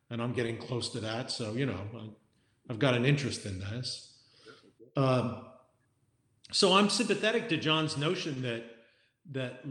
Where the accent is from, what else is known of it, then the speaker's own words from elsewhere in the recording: United States; I'm an American